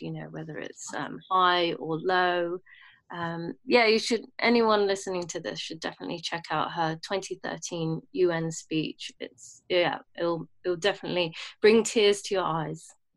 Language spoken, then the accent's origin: English; London, United Kingdom; also born or lived in Bahrain; I was born in London and when my mum was fit enough to fly, um, I flew back to, well, I flew to Bahrain to grow. I, I lived there until I was nine. Um, my mum and dad split up. And um, yeah, and I stayed in London since